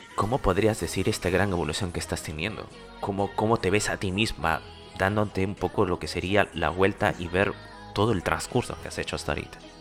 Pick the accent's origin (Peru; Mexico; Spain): Peru; yo soy aquí de Perú